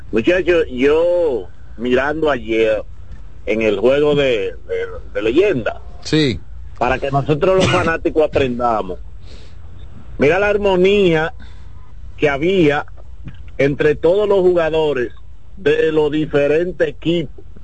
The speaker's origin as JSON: {"language": "Spanish", "country": "Dominican Republic"}